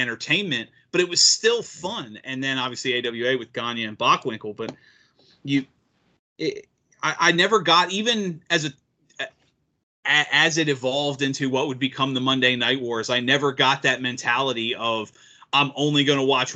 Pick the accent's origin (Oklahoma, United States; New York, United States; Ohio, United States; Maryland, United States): Maryland, United States; growing up in Maryland